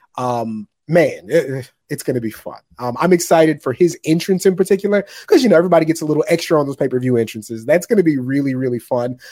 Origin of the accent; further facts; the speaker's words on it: Maryland, United States; my cousin I grew up with in Maryland